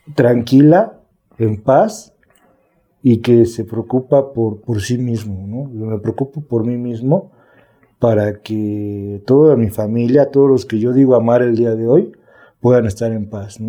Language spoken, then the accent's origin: Spanish; Mexico City, Mexico; also born or lived in Azcapotzalco, Mexico City; Soy de aquí de la Ciudad de México, de, la delegación o municipio que ahora es Milpalta, adelante Xochimilco.